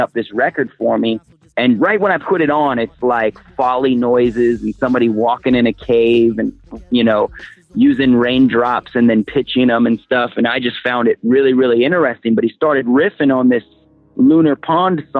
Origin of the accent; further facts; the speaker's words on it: Portland, Oregon, United States; I was raised in Portland, Oregon